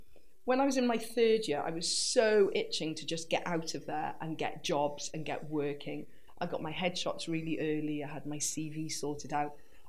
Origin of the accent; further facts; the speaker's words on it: Wales, United Kingdom; I didn't realise that being quirky and kooky and just being me and being Welsh would be the foundation of a career.